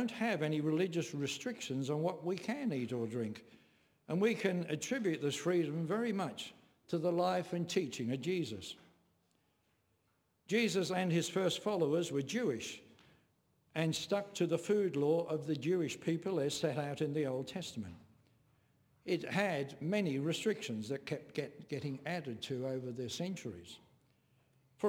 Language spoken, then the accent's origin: English; England, United Kingdom; when I was growing up in England